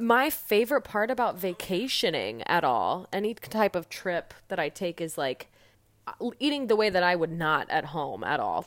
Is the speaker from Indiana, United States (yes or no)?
yes; Fishers, Indiana, United States; now in Chicago, United States; I'm from Fishers, Indiana